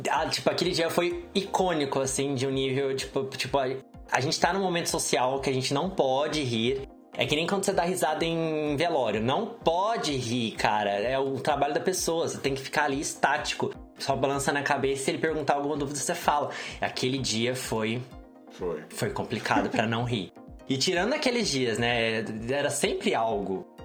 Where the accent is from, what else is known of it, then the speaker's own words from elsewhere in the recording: Minas Gerais, Brazil; moved away as an adult; now in São Paulo, Brazil; eu fiz matemática em Minas, de onde eu sou. Eu não tenho mais sotaque porque são quase oito anos em São Paulo